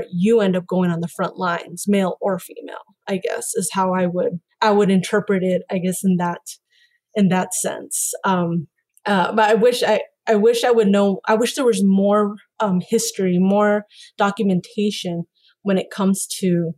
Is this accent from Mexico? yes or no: yes; Mexico; I grew up in Mexican culture. I'm Mexican